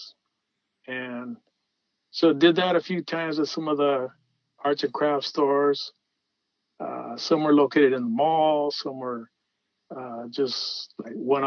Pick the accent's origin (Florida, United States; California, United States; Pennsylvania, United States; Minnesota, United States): California, United States; Los Angeles; as a kid, you know, I was from Pacoima